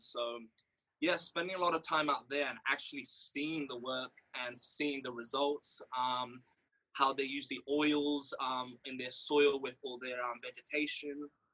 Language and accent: English; Rio de Janeiro, Brazil; now in England; born and raised in Rio de Janeiro